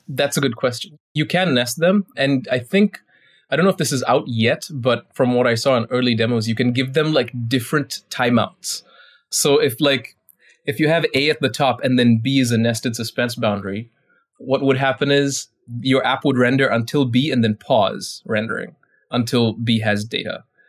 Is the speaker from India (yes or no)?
yes; India; I'm Indian